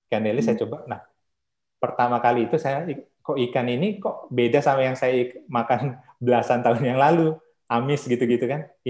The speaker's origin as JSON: {"language": "Indonesian", "town": "Bandar Lampung", "region": "Lampung", "country": "Indonesia", "said": "saya dari Bandar Lampung"}